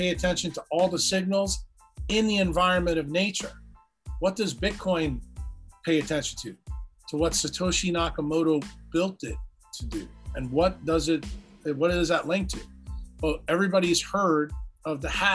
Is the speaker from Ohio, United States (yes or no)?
no; New York, United States; I grew up in New York